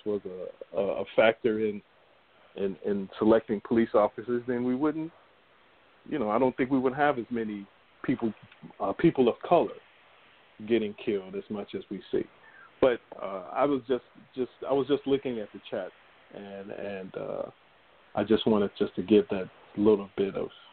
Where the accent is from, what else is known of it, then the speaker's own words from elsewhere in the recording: United States; growing up in America